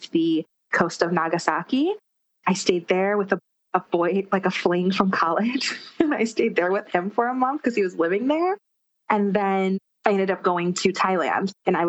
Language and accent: English; Akron, Ohio, United States; now in New York City, United States; I'm from Ohio, from Akron, Ohio, actually. LeBron James' hometown as well.